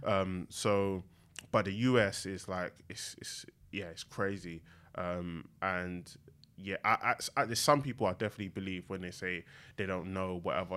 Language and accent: English; London, United Kingdom; I grew up in East London, um, in Newham.